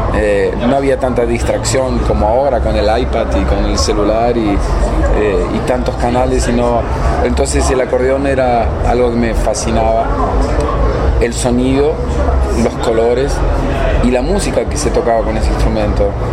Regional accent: Misiones, Argentina; yo no soy de Buenos Aires, soy de una provincia que está a mil kilómetros al noreste de, Buenos Aires, de una zona rural

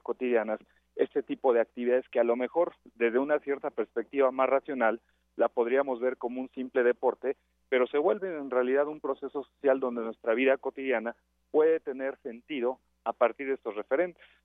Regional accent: Mexico; como mexicanos

